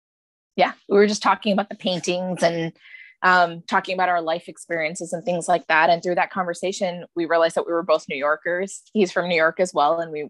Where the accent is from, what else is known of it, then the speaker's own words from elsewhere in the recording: India; I'm Indian. I grew up in a traditional Indian Tamil household.